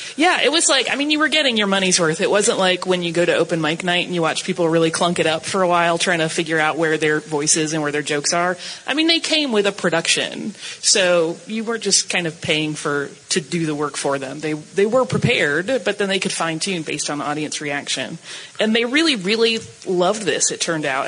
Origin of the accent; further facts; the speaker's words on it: Atlanta, Georgia, United States; I'm from Atlanta